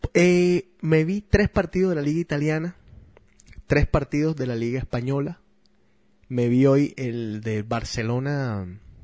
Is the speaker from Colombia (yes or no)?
yes; Barranquilla, Atlántico, Colombia; obviamente soy barranquillero, soy colombiano